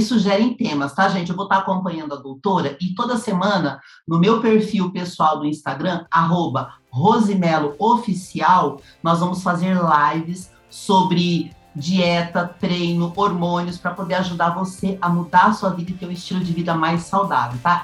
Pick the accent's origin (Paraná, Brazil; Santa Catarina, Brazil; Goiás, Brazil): Paraná, Brazil; Curitiba; now in São Paulo, Brazil; eu sou do Sul, eu sou de Curitiba